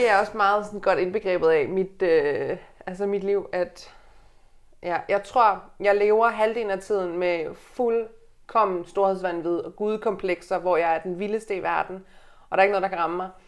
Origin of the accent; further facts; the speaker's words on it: Aalborg, North Denmark Region, Denmark; now in Copenhagen, Denmark; Jeg er lige blevet 27. Jeg er fra Aalborg, jeg bor i København